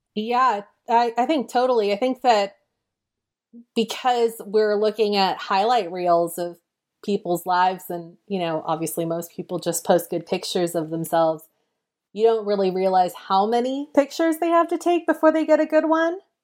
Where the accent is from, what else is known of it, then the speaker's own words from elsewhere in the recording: Mill Valley, California, United States; my hometown of Mill Valley, which is very close to San Francisco